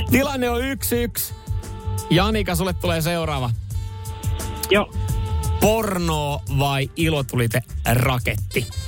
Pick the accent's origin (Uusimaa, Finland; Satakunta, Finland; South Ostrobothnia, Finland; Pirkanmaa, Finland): South Ostrobothnia, Finland; mä oon Etelä-Pohjanmaalta, mutta no. töissä on nyt tää varsinaa suomessa päin vaan